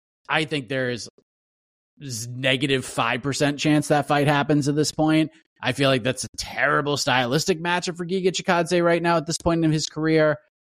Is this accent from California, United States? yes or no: no; Massachusetts, United States; I'm from Massachusetts.